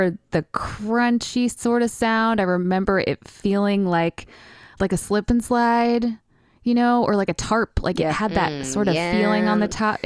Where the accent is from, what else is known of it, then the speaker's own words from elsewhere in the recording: Ithaca, New York, United States; moved away as an adult; also born or lived in Ames, Iowa / Boston; now in Nashville, United States; I was born in Ames, Iowa, but I grew up in upstate New York, in Ithaca, New York